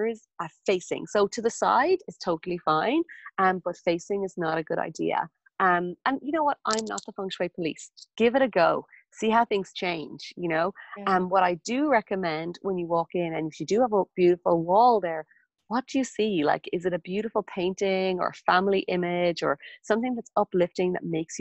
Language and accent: English; Ireland; moved away; my hometown when I was back in Ireland